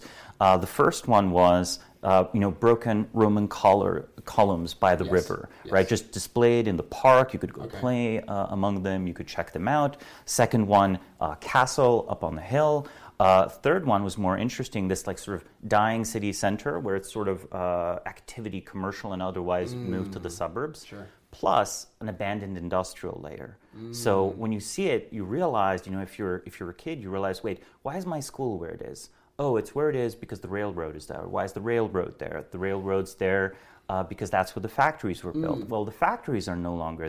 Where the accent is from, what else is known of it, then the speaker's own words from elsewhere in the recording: Celje, Savinja, Slovenia; I was born in Slovenia, in a small town called Celje.